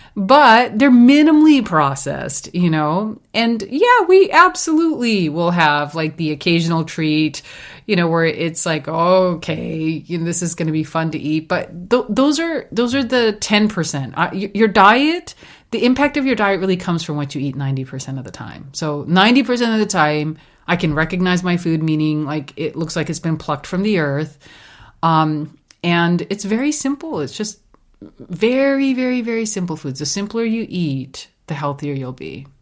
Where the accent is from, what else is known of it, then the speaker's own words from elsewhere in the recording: India; moved away; growing up in India, we had a sugarcane, um, farm